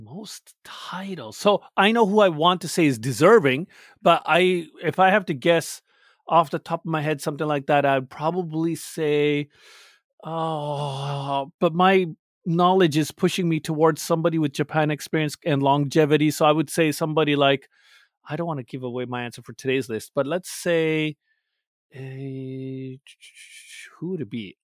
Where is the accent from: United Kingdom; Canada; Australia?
Canada; I'm Canadian with a Pakistani background.